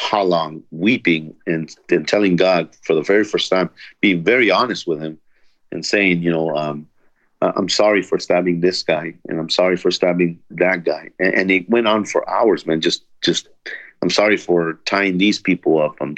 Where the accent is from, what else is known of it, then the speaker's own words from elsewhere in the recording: Los Angeles, California, United States; also born or lived in El Salvador; I was born in El Salvador in 1972. I was brought here when I was 2 years old to Los Angeles with my parents